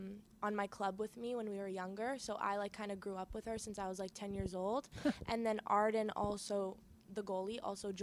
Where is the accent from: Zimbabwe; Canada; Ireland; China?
Canada; moved away as an adult; now in Tampa, United States